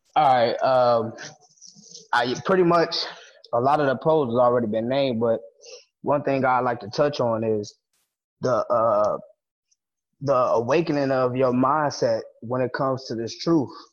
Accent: United States; moved away; I'm American. My grandfather American. My great grandfather American.

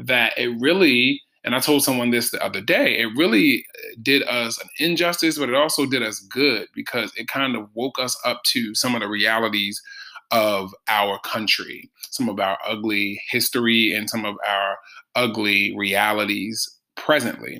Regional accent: Baltimore, Maryland, United States; growing up in Baltimore

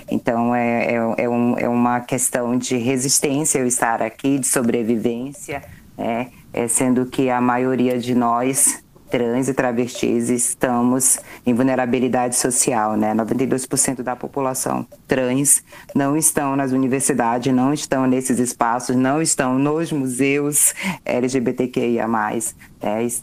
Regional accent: North Region, Brazil; sou historiadora, sou da Amazônia, sou nortista, sou ribeirinha, sou beradeira.

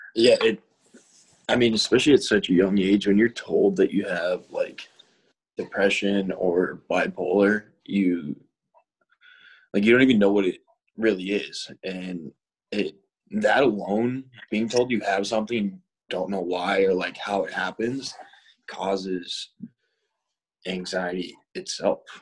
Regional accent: Boston, Massachusetts, United States; I'm from West Roxbury, but we grew up together

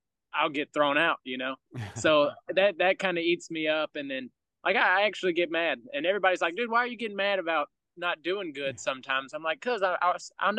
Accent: Ellaville, Georgia, United States; where I come from, Ellaville, Georgia, we got one red light

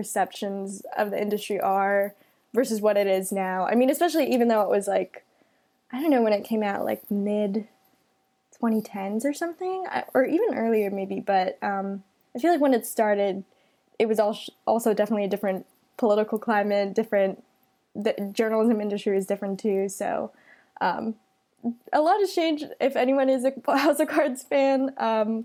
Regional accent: Kapolei, Hawaii, United States; moved away as an adult; also born or lived in Syracuse, New York; I'm originally from Kapolei, Hawaii, on the island of Oahu.

